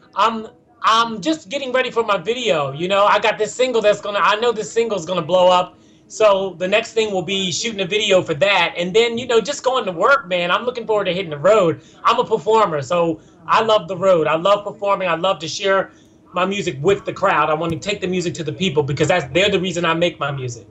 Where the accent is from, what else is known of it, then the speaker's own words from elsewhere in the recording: Philadelphia, Pennsylvania, United States; moved away; I grew up in Germantown in Mount Airy